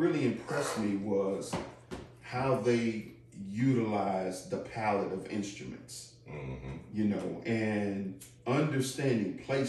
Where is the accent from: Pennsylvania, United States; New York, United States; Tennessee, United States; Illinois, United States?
Illinois, United States; Chicago; I'm from Chicago